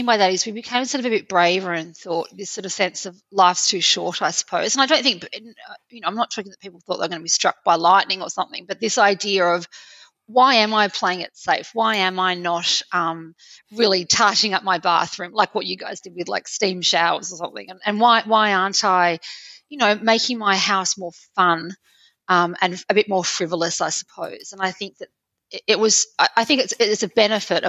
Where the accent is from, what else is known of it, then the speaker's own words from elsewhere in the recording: Australia; moved away as an adult; also born or lived in Paris, France; my husband and I, both being Australian